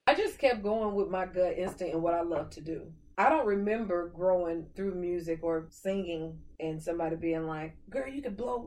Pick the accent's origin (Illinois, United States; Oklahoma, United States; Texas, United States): Oklahoma, United States; Tulsa; I'm from Tulsa, Oklahoma